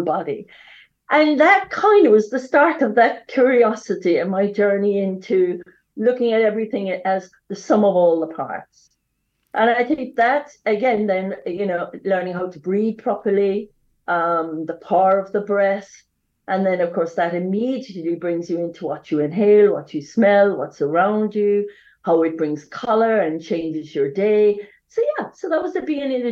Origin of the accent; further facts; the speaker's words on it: West Cork, Munster, Ireland; accent: Irish; moved away as an adult; I come from a small town in Ireland, as you can hear my accent, I'm Irish.